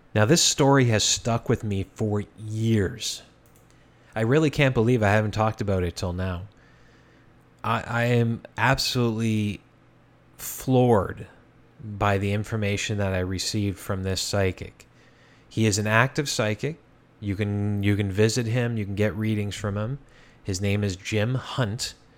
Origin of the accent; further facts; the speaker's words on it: Hamilton, Ontario, Canada; when I was a child, growing up in the East End of Hamilton